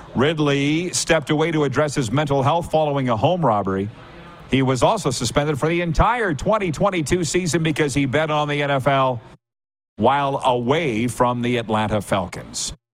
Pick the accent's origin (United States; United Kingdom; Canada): Canada; Saskatchewan; I'm from Saskatchewan